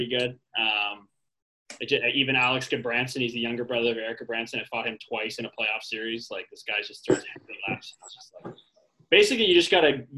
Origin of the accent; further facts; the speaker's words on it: Toronto, Ontario, Canada; my hometown, Toronto